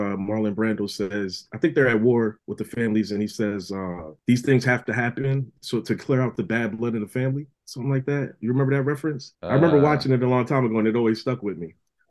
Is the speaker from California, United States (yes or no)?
no; New York City, New York, United States; now in New Jersey, United States; I was born in Brooklyn